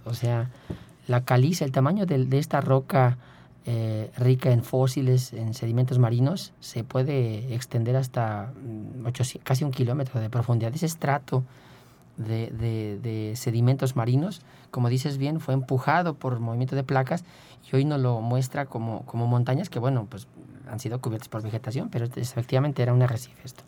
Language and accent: Spanish; Querétaro, Mexico; moved away; yo soy de Querétaro y, en ese entonces yo estaba por allá